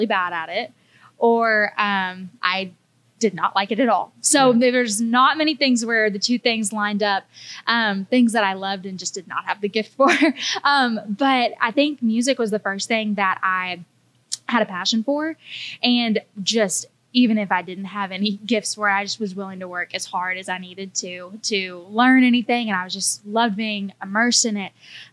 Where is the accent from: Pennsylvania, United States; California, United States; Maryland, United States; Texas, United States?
Texas, United States; Rockwall; moved away as an adult; now in Nashville, United States; I'm originally from a small town east of Dallas called Rockwall, but I moved to Nashville just a little bit over 3 years ago